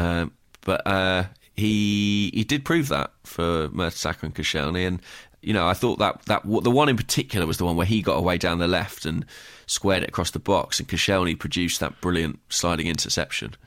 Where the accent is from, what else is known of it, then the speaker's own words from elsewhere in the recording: Watford, East of England, United Kingdom; moved away; I returned to my hometown of Watford